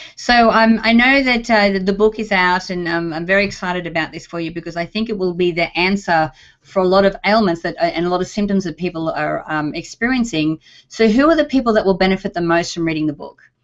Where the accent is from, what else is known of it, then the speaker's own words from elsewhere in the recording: Australia; now in United States; as an Australian, when I first came over here to the US